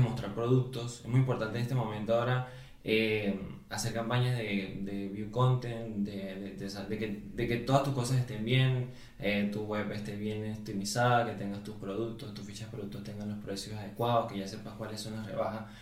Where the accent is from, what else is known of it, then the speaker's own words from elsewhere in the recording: Venezuela; moved away as an adult; also born or lived in Uruguay; now in Spain; yo soy venezolano, pero eh, toda mi carrera profesional la hice en Uruguay